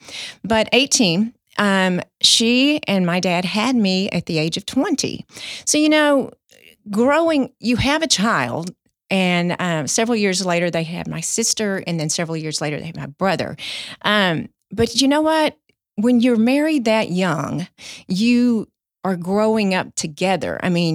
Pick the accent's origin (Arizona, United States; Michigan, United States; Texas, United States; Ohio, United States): Texas, United States; Mahia; born there; So I was born in 1965 in January in a tiny town, Mahia, Texas.